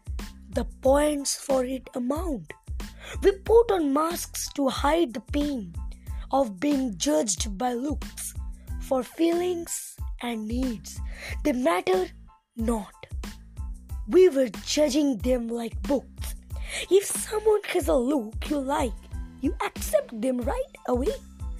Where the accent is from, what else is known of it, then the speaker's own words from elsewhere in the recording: India; I am from India.